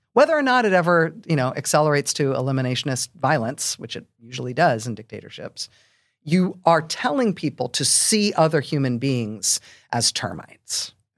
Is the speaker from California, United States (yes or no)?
yes; San Francisco Bay Area, California, United States; I grew up in the San Francisco Bay Area